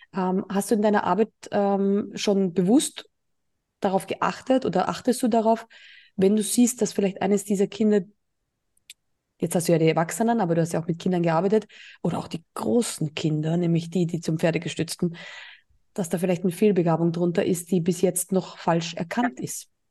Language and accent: German; Burgenland, Austria; now in Mallorca, Spain; meine alte Heimat, ähm, also Österreich. Ich war ja im Burgenland